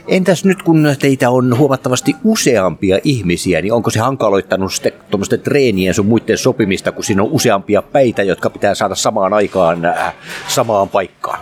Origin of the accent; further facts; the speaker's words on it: Vaasa, Ostrobothnia, Finland; Mä oon Vaasasta kotoisin